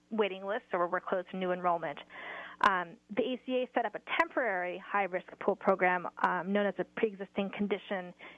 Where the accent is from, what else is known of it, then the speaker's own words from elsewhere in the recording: Washington, United States; I'm from Washington State as well